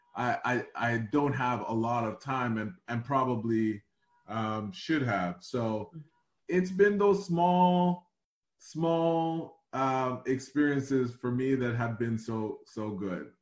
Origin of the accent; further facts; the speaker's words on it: Toronto, Ontario, Canada; this snotty nosed kid from Rexdale who had no money